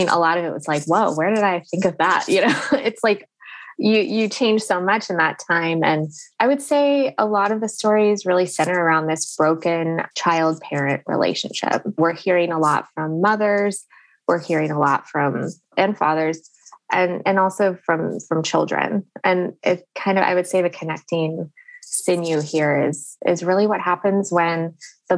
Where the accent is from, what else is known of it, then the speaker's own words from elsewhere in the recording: Fresno, California, United States; I grew up in Fresno, which is really the center of it